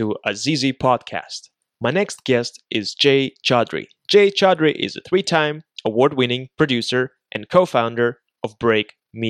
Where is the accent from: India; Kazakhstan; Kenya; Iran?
Kazakhstan; also born or lived in California; now in Toronto, Canada; I'm originally from Kazakhstan and lived in California for the past 9 years. Then went back to Kazakhstan, and then now I'm in Toronto.